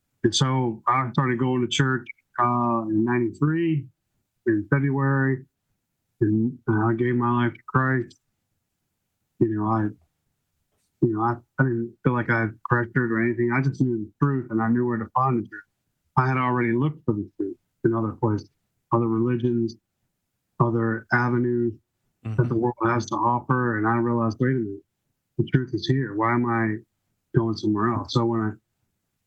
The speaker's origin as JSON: {"language": "English", "town": "Laurel", "region": "Maryland", "country": "United States", "tie": "born or raised there", "also_born_or_lived": "Washington, D.C. / Louisville", "said": "I've been in Laurel since 1972. I was born in Washington, D.C."}